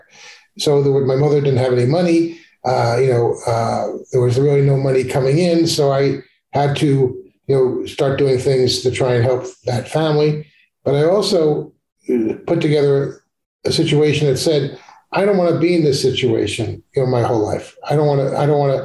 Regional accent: Long Island, New York, United States; I was growing up on Long Island

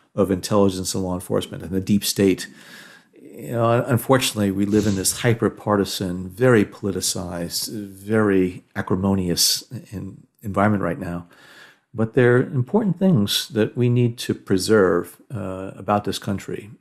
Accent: New Jersey, United States; moved away; I'm originally from Jersey

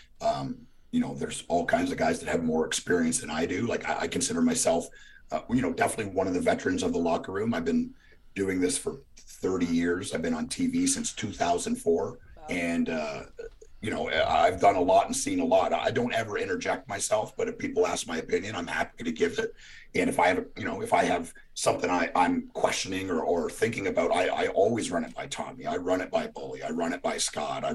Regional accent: Canada; now in Nashville, United States; I grew up in Canada

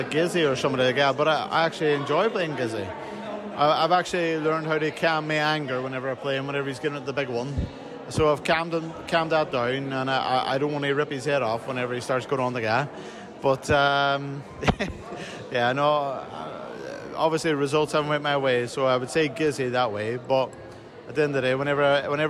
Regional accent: Northern Ireland, United Kingdom; I come from Northern Ireland

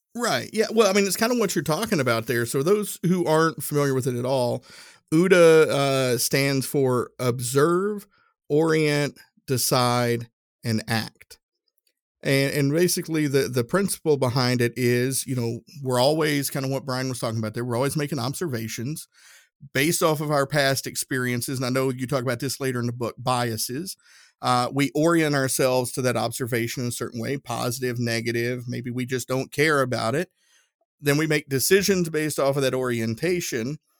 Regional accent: the South, United States; accent: southern; my southern accent

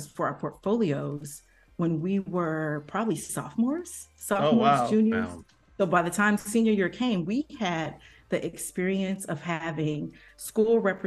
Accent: Kansas City, Kansas, United States; moved away as an adult; also born or lived in Providence; I grew up in Kansas City on the Kansas side

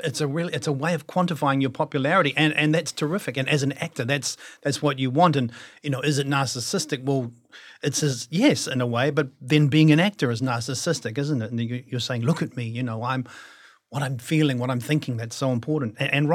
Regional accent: London, United Kingdom; born there; And I was born in London. And so there was going to be no problems for me working there.

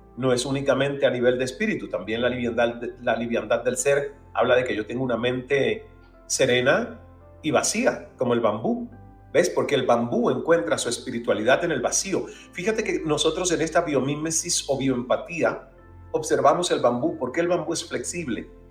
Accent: El Caney, Santiago de Cuba, Cuba; en mi pueblo natal del Caney, allá en Santiago de Cuba, en Cuba

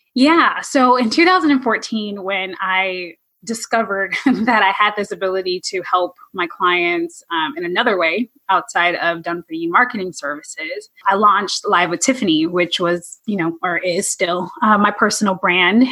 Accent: California, United States; originally I'm from California

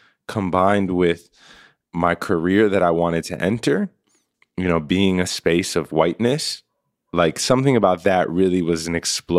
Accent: New York, United States; as a kid, I had the real awesome fortune of growing up in New York. And my building was a true, like, melting pot.

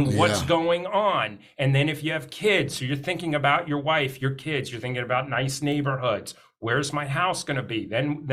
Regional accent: Northeast, United States; now in Phoenix, United States; I'm originally from the Northeast.

